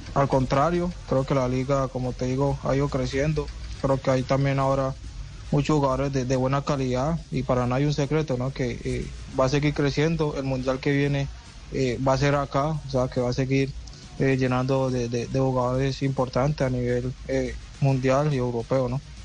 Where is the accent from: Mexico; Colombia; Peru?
Colombia; moved away as an adult; now in Portland, United States; acá en el equipo somos cinco colombianos